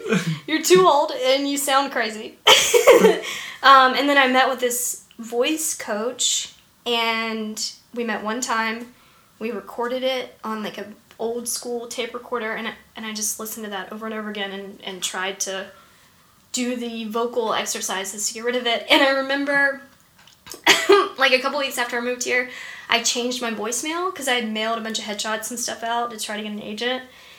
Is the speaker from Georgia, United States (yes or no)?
yes; Macon, Georgia, United States; I went to college in Atlanta. And then, I was born in Macon. And then, went to Georgia Tech.